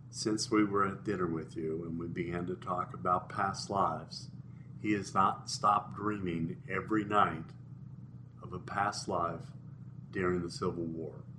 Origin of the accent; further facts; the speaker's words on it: Midwest, United States; I grew up in the Midwest.